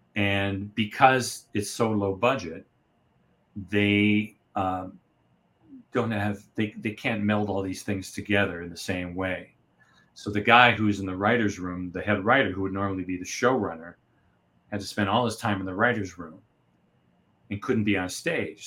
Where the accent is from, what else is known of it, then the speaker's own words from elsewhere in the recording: United States; I'm American